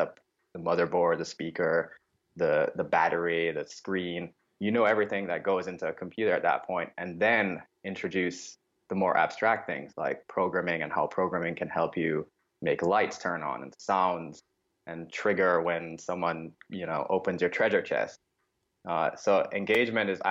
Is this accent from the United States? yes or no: no; Jamaica; moved away; I grew up in Jamaica